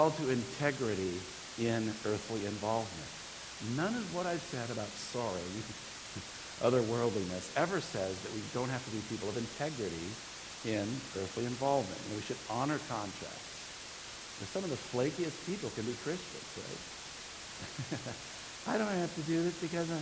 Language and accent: English; California, United States; this great state of ours, my home state